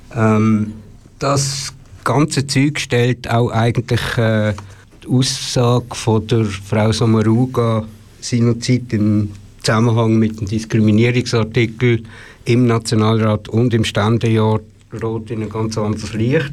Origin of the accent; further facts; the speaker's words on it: Switzerland; als Schweizer